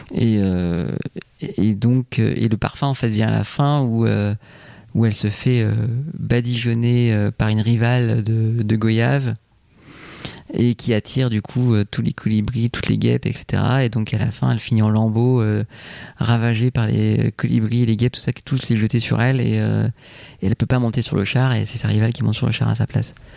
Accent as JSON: {"language": "French", "country": "Martinique", "tie": "born or raised there", "moved": "yes", "said": "je me suis inspiré un peu de mon enfance en Martinique"}